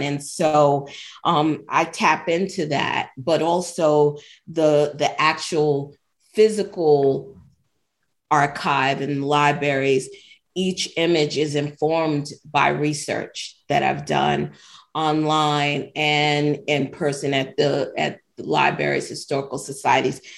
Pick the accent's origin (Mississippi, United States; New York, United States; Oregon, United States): New York, United States; being born and raised in New York